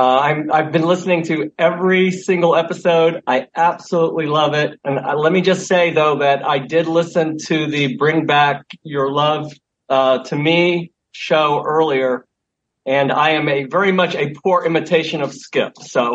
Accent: Illinois, United States; also born or lived in overseas; now in Florida, United States; I'm from Southern Illinois originally, though I've lived in Florida since 1984. I grew up as a military brat, mostly overseas

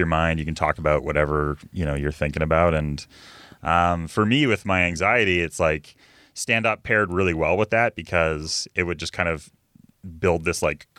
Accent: Vancouver, British Columbia, Canada; I'm a West Coast comic. I'm from Vancouver.

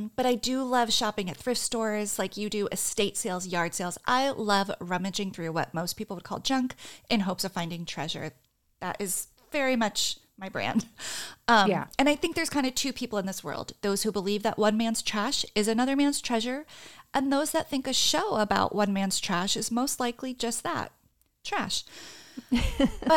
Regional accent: New Jersey, United States; I'm from New Jersey.

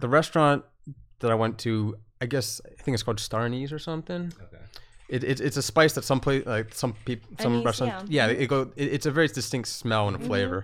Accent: Boston, Massachusetts, United States; I grew up in Boston.

